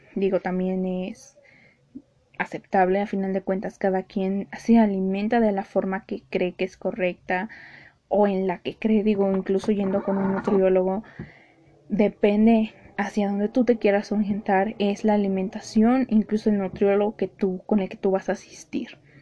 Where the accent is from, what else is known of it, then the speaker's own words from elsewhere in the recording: Mexico City, Mexico; yo que soy de Ciudad de México